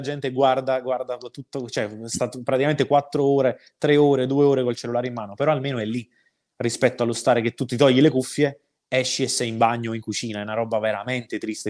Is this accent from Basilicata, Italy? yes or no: no; Cercola, Campania, Italy; io sono cresciuto a Cercola, ma stiamo parlando di due chilometri di distanza, quindi qua nella zona che noi chiamiamo paesi vesuviani